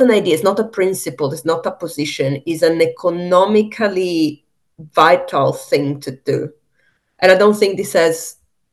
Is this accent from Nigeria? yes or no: no; Italy; moved away; also born or lived in Ecuador; I'm from Italy